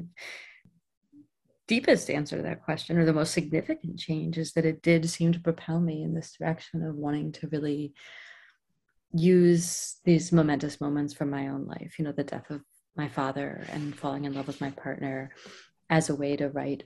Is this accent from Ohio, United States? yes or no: yes; Cleveland, Ohio, United States; moved away; I'm from Ohio, outside of Cleveland